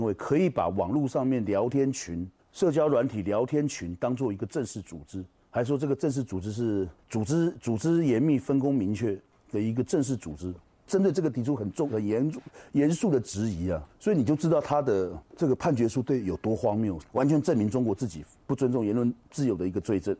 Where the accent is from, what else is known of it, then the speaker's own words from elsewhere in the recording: Taiwan; 因为我是台湾人